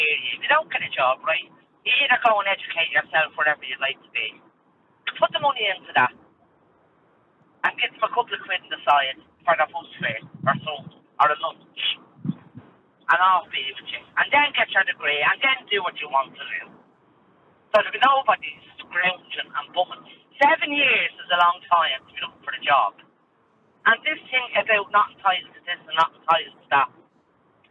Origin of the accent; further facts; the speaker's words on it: Dublin, Leinster, Ireland; I was from Ballymun